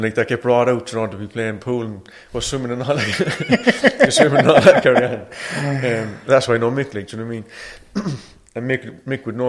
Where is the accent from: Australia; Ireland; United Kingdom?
Ireland; I'm from Ballyfeen.